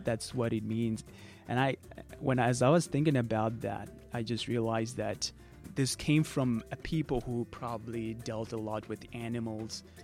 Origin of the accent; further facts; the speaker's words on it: Zimbabwe; first language Shona; English is a second language; I'm from Zimbabwe